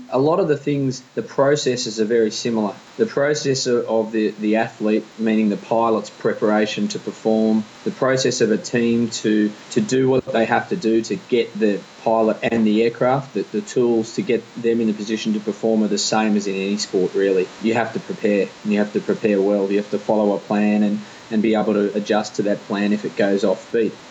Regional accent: Australia; We, we, we come from Australia, we live in Australia, and we're very proud to do so

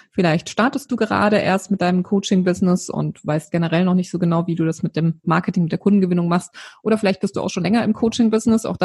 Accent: Odenwald, Germany; lebe hier an der wunderschönen Bergstraße, ganz in der Nähe meiner alten Heimat. Ich komme ursprünglich aus dem Odenwald

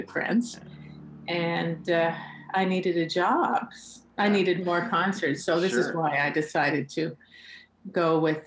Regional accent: Nova Scotia, Canada; moved away as an adult; also born or lived in Switzerland / Toronto; I'm from Nova Scotia, so I started first at Acadia University

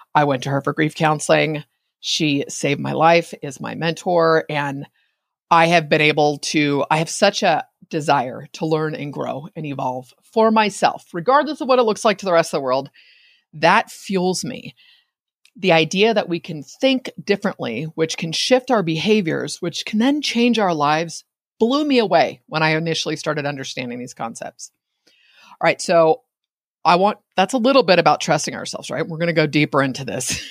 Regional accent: Bay Area, California, United States; I'm in Northern California. I grew up in the Bay Area

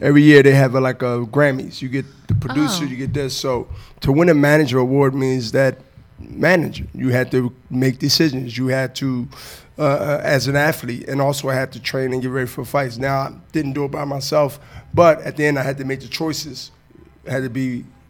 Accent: Diamond Street, Germantown, Pennsylvania, United States; We come from Diamond Street to to to to Germantown

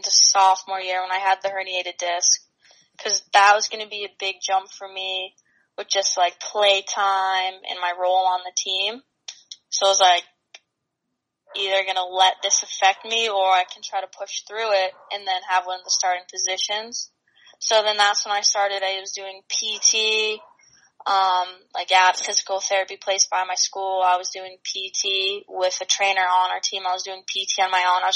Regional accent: New Hampshire, United States; moved away; also born or lived in Boston; I was from New Hampshire

